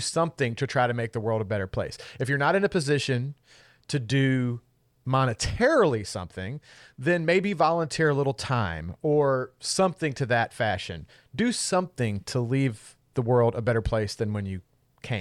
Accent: Kentucky, United States; I'm from Kentucky

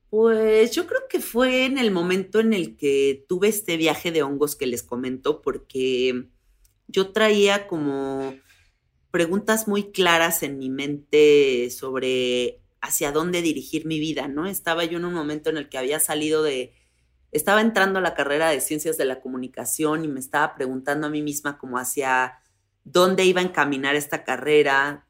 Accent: Mexico; soy una mujer de 34 años, soy mexicana

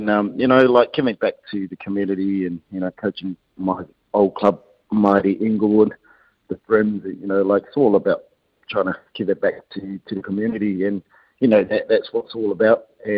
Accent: Ireland; I grew up in Ireland, you know, that, and we always want to give it back to the community and give it back to, you know, my roots

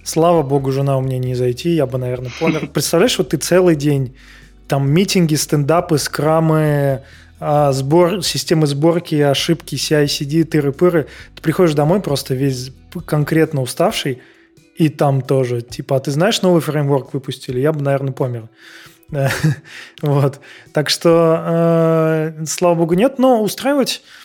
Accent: Saint Petersburg, Russia; moved away as an adult; now in Prague, Czech Republic; я из, я из Питера

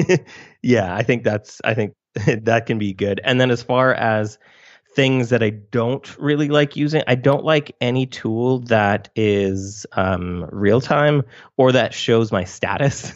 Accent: Canada; I'm also Canadian

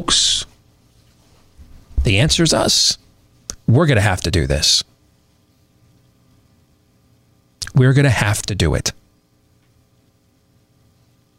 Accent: Iowa, United States; my home state

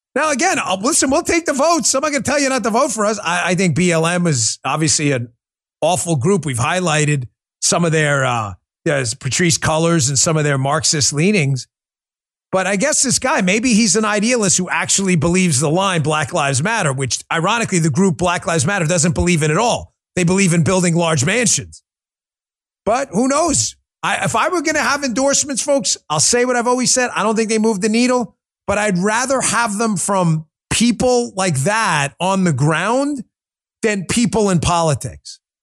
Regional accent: New York, United States; now in Florida, United States; I was born in New York

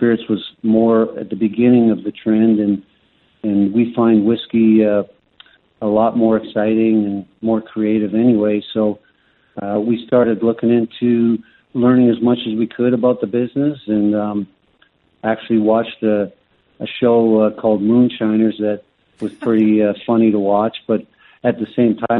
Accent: Canada; Growing up in Canada, we started drinking beer and whiskey

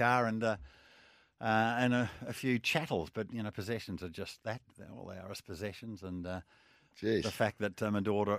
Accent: Australia; You know, my passport says I'm Australian.

